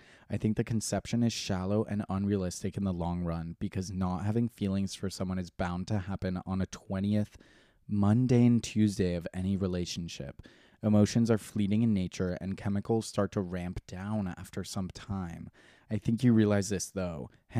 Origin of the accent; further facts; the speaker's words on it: Chicago, Illinois, United States; So I'm from Chicago, not a boy city, and I'm from a neighborhood called Ukrainian Village.